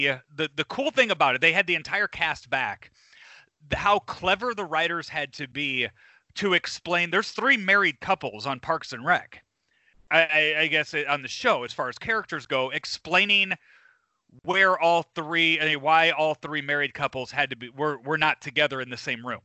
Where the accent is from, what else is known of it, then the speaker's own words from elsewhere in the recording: Lansing, Illinois, United States; I grew up in Lansing, Illinois, southeast side of Chicago.